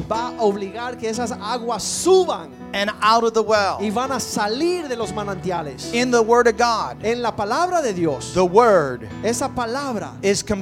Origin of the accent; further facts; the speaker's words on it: Ohio, United States; I was raised in Northwest Ohio.